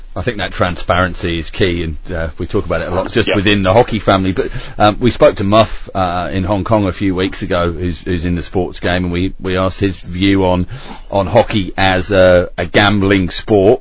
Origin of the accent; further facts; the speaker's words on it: United Kingdom; moved away as an adult; now in Australia; I left the UK